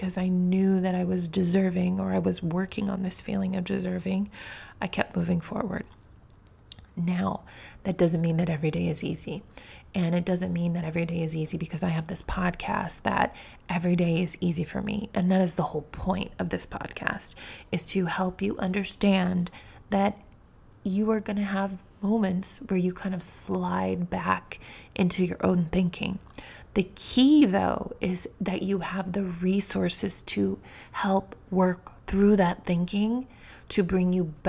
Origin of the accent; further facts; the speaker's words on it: New York City, New York, United States; Being a New Yorker, I have traveled by subway often